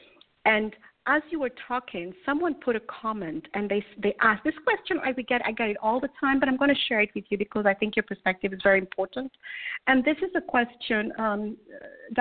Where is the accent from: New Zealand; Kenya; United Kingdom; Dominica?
Kenya; moved away; I'm originally from Kenya